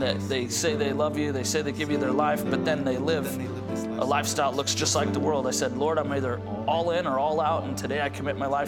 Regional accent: Grand Junction, Colorado, United States; I grew up in Grand Junction, Colorado

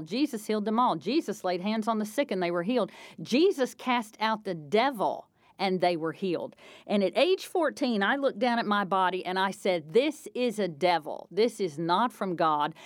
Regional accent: North Carolina, United States; moved away as an adult; also born or lived in Indiana; where I grew up in North Carolina

